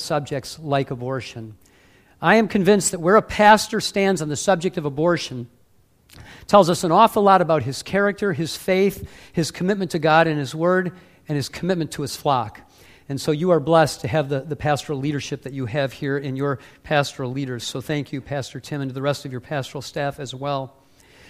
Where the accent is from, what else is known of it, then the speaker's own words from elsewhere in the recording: Warren, Michigan, United States; now in Ohio, United States; I live in Ohio, but I'm from the Motor City. I grew up in Warren